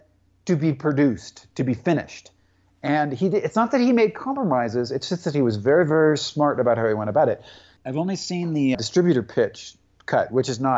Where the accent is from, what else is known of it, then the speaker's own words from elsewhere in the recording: Tacoma, Washington, United States; my hometown of Tacoma, Washington